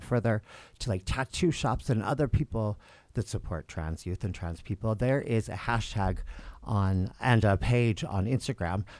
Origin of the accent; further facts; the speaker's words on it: Salt Lake City, Utah, United States; I am from Salt Lake City, and I grew up here close to downtown area